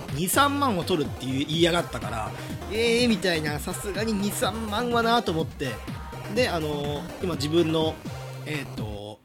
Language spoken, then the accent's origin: Japanese; Hyogo countryside, Japan; moved away as an adult; also born or lived in Itabashi, Tokyo; now in Tokyo, Japan; 兵庫のクソ田舎から東京のね、シティボーイになるために、まあ、大学に上京するために、5年前